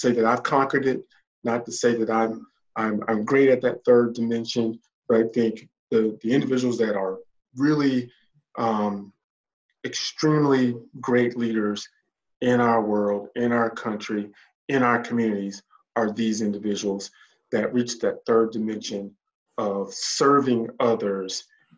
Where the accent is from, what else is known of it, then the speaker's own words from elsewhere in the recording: the South, United States; also born or lived in Indiana; My family has made a home here. My wife is from the South. I'm from the South.